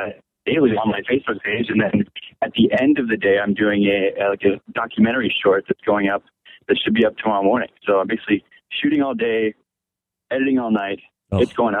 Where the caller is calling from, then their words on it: Oklahoma, United States; I'm calling from Oklahoma.